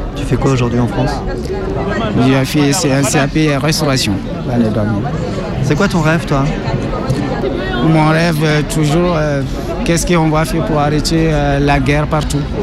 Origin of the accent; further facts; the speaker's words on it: Gao Region, Mali; moved away as an adult; Je viens de la région de Gao, au nord du Mali